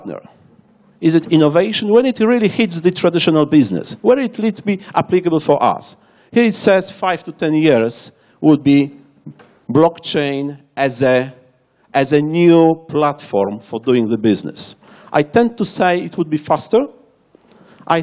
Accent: Warsaw, Masovian Voivodeship, Poland; English is a second language; I am from Warsaw, Poland.

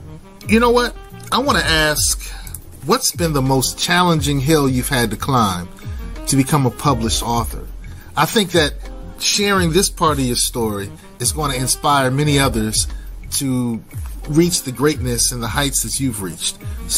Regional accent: Columbus, Ohio, United States; Yeah, so I grew up in Columbus, Ohio, and almost went to OSU.

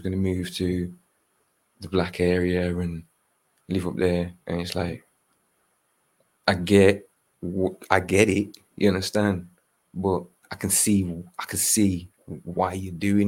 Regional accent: Birmingham, West Midlands, United Kingdom; I'm from Birmingham

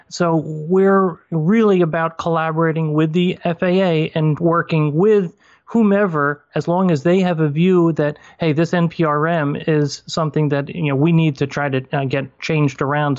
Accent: New York, United States; also born or lived in moved 9 times; we've moved 9 times, but I'm back in my hometown after 28 years. And so it was in a field in this hometown in upstate New York.

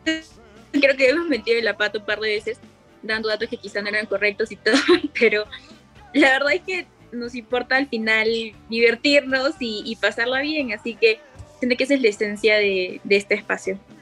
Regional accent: Cusco, Peru; moved away; also born or lived in Lima; yo, yo, yo vivía en Cusco, yo nací aquí en Cusco

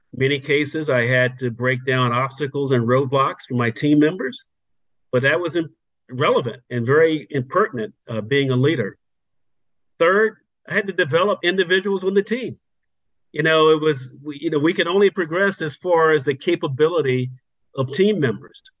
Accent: Virginia, United States; moved away as an adult; also born or lived in North Carolina; now in Freehold, New Jersey, United States; growing up in Virginia, and that led me all the way through high school

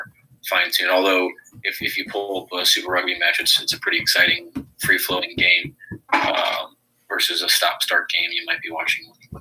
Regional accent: St. Louis, Missouri, United States; born in St. Louis, Missouri, and I currently still live here as well.

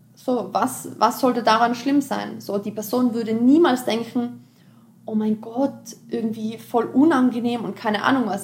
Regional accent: Austria; ich komme aus Österreich

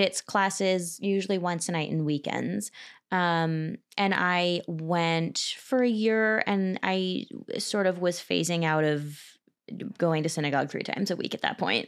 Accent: Cherry Hill, New Jersey, United States; I'm from Cherry Hill, New Jersey, which is twenty, thirty minutes east of Philadelphia.

